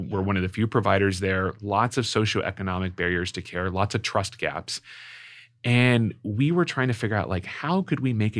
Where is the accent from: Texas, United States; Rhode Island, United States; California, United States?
California, United States; San Diego; moved away as an adult; also born or lived in New York / Columbus, Ohio; now in St. Louis, United States; I grew up in San Diego. I went to school in New York. I lived in Columbus, Ohio for 10 years, and now I moved to St. Louis.